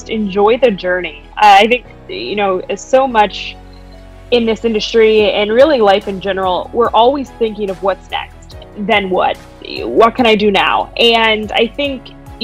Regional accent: Golden, Colorado, United States; moved away as an adult; also born or lived in Fayetteville, Arkansas; now in Chicago, United States; I'm originally from Golden, Colorado

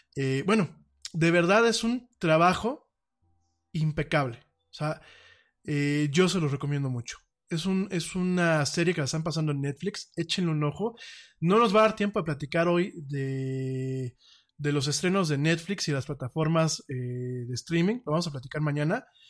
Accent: Mexico; por aquí en México

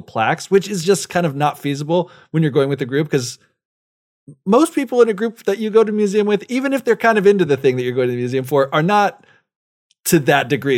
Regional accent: United States; moved away; as an American

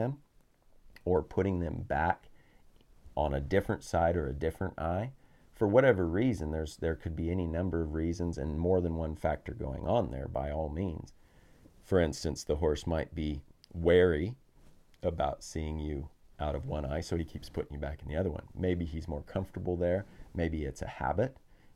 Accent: Colorado, United States; now in New Zealand; we spent a few months back near my hometown in Colorado

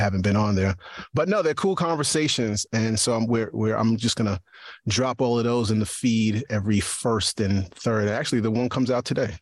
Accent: New York, United States; now in East Stroudsburg, United States; I'm a New Yorker

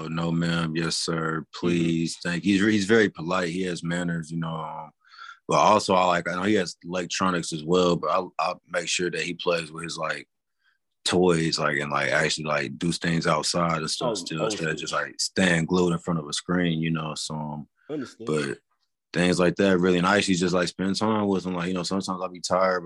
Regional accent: California, United States; moved away; I was originally from California

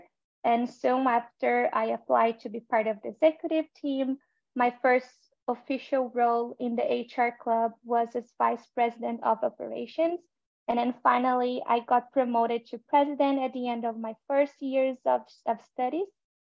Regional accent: São Paulo, Brazil; moved away as an adult; now in Kamloops, Canada; I'm from Brazil. I used to live in a big city, São Paulo, which is a big metropolis.

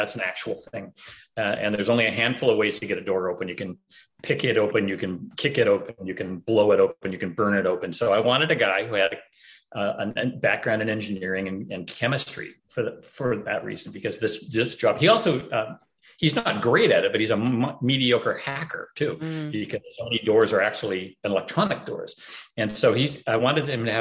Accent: Pacific Northwest, United States; I'm from the Pacific Northwest.

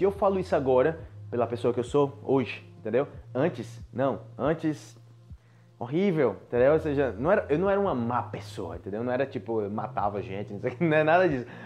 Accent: Brazil; moved away as an adult; como brasileiro

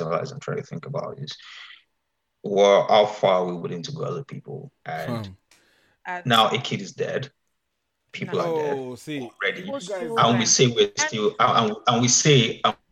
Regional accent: Oyo, Nigeria; I grew up in Oyo town

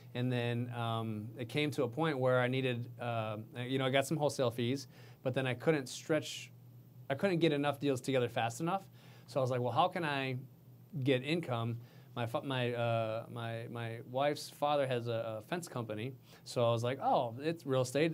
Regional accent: Minnesota, United States; now in Houston, United States; I come from Minnesota

